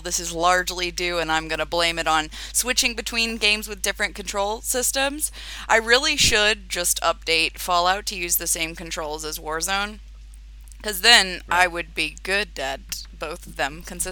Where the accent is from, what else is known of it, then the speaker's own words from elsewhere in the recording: Florida, United States; now in London, United Kingdom; my hometown in Florida